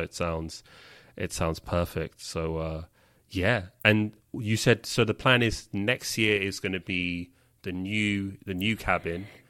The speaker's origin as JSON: {"language": "English", "region": "London", "country": "United Kingdom", "tie": "born or raised there", "moved": "yes", "said": "I grew up in London"}